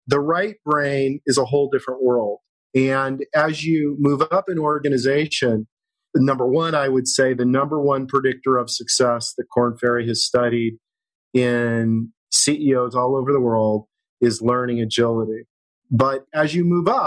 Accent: Kansas, United States; now in Los Angeles, United States; I was raised in Kansas, a long way from where you can actually surf

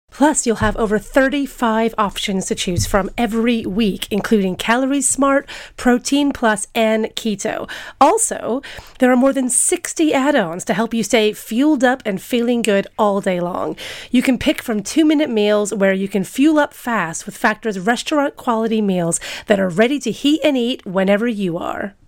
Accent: United States; I'm American.

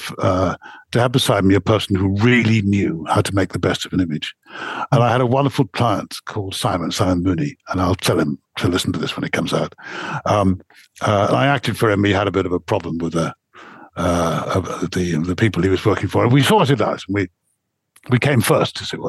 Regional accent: England, United Kingdom; I stand out a bit because I'm English.

